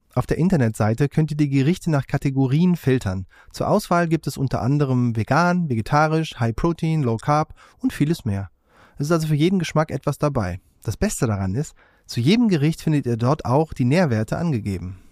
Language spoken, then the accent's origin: German; Cologne, North Rhine-Westphalia, Germany; Ich komme ja aus Köln